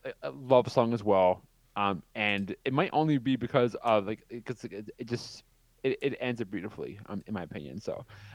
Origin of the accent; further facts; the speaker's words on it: Canada; Because I'm Canadian?